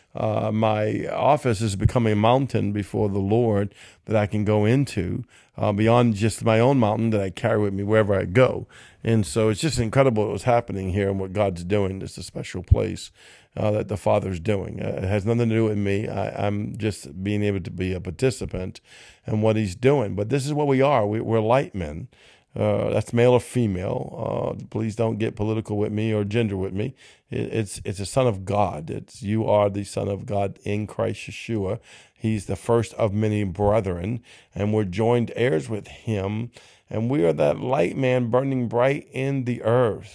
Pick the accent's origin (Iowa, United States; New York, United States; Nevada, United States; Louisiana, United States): Louisiana, United States; Cajun; I'm Cajun